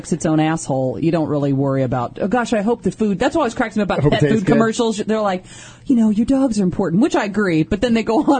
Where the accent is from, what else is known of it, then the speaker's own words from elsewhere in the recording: Batesville, Indiana, United States; growing up in Batesville, Indiana.